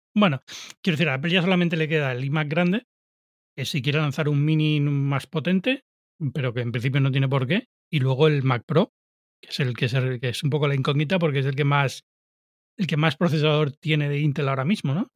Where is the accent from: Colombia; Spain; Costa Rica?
Spain; Canary Islands; yo soy de Canarias